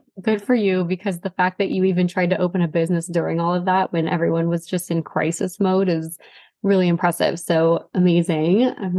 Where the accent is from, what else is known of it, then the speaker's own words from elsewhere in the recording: Arizona, United States; moved away; I'm from Arizona initially